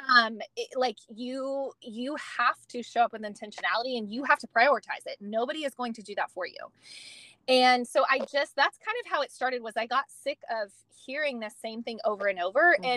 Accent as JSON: {"language": "English", "region": "California", "country": "United States", "tie": "born or raised there", "moved": "as an adult", "lives_now": "Texas, United States", "said": "I am originally from California. Um, was born, um, well, was raised there."}